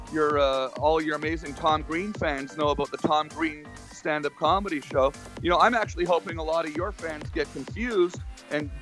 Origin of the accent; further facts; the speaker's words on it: Ottawa, Ontario, Canada; I'm from Ottawa, which is landlocked